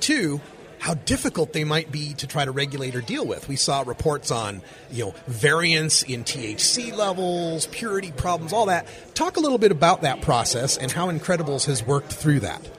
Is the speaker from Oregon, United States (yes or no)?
yes; Oregon, United States; my home state of Oregon